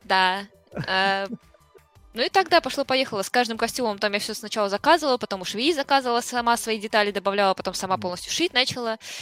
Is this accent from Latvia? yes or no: yes; Latvia; родилась я и прожила всю жизнь в Латвии